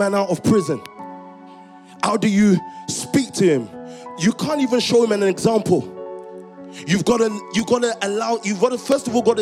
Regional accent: Croydon or Stockwell, London, United Kingdom; growing up in Croydon or Stockwell, moving between Croydon and Stockwell

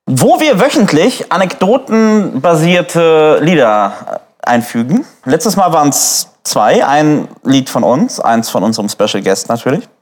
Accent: Neumünster, Schleswig-Holstein, Germany; Tungdorfer Straße, Ecke Ilsal, äh, bin ich aufgewachsen in Neumünster

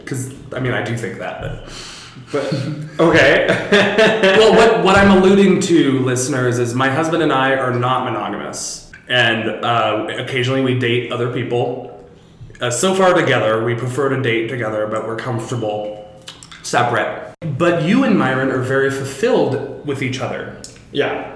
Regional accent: Seattle, Washington, United States; Because I'm from Seattle, we got a lot of freak drag where I'm from.

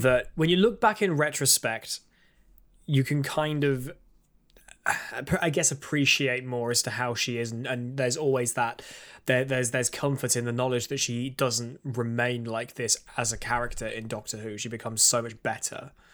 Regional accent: United Kingdom; I'm British.

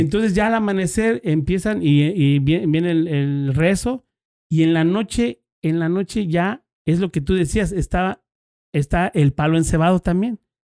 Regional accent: Querétaro, Mexico; yo soy allí de Querétaro, Querétaro

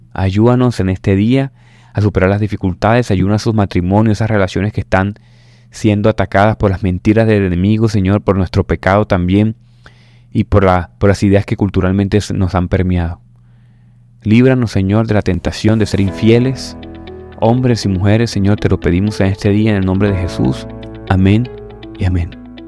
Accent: Caribbean coast, Colombia; como decimos aquí en la costa colombiana

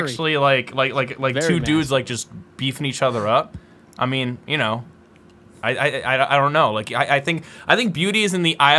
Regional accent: United States; I'm American.

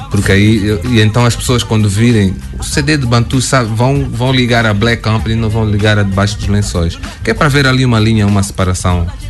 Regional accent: Portugal; accent: Angolan; moved away as an adult; now in Angola; saí da Angola para Portugal, não me lembro que eu tinha dois anos

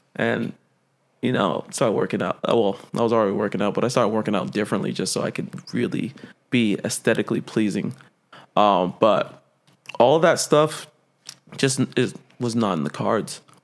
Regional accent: Central Valley, California, United States; moved away; I am from the Central Valley

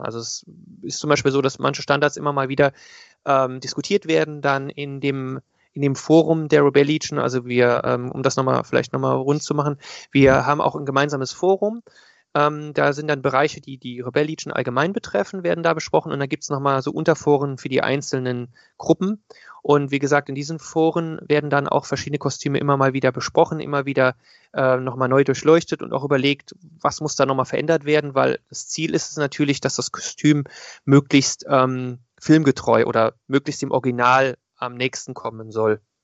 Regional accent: Koblenz, Rhineland-Palatinate, Germany; ich komme aus Koblenz

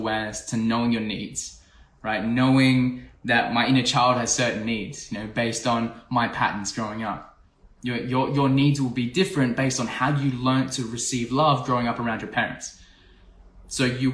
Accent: Australia; I'm from Australia.

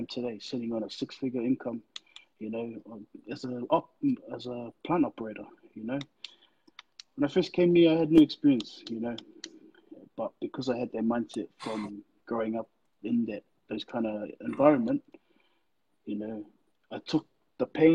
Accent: Auckland, New Zealand; moved away as an adult; now in Melbourne, Australia; I was raised in New Zealand.

